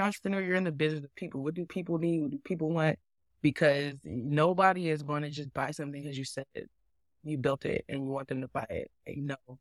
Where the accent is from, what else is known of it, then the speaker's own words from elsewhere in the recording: San Diego, California, United States; moved away; I grew up in San Diego, California.